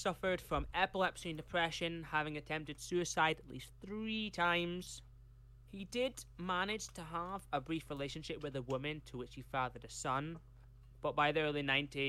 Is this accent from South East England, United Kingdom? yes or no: no; Carlisle, North West England, United Kingdom; born there; I was born in Carlisle, but I was made in the...